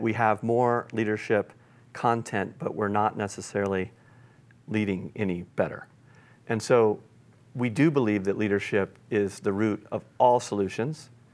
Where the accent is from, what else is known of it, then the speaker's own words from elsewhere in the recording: Granby, Colorado, United States; my hometown of, of Granby, Colorado